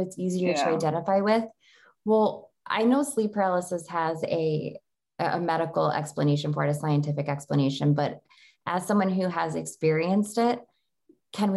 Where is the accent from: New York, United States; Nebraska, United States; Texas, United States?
New York, United States; Genesee County, Western; moved away; I'm from Genesee County in upstate New York. So I'm from more like Western New York.